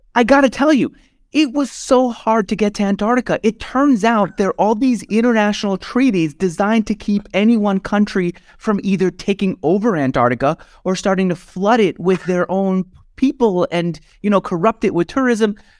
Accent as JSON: {"language": "English", "region": "New York", "country": "United States", "tie": "born or raised there", "said": "I grew up in New York where Wall Street was, like, the number one industry"}